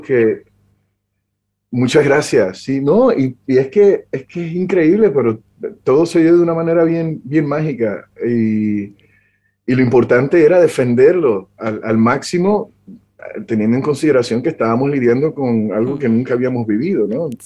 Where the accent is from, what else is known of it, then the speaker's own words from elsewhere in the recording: Puerto Rico; vengo nacido y, crecí en Puerto Rico